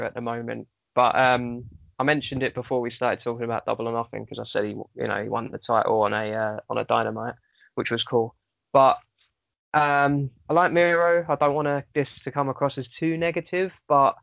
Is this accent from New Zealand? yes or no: no; United Kingdom; I'm British.